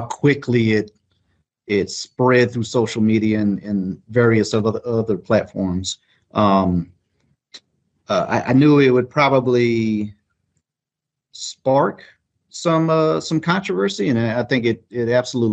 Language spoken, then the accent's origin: English; Eunice, Louisiana, United States; moved away; I was born in Eunice, Louisiana.